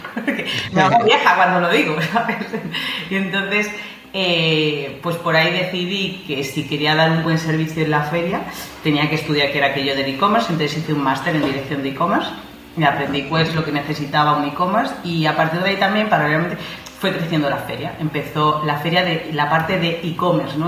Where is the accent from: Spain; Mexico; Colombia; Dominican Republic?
Spain; Madrid, Community of Madrid; moved away as an adult; Madrid. Soy madrileña, soy madrileña.